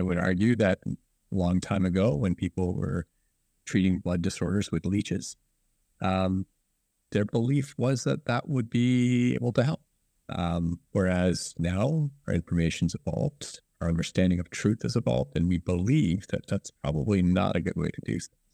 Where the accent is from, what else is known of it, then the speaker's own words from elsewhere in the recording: Guelph, Ontario, Canada; also born or lived in Ann Arbor, Michigan; I was raised in Guelph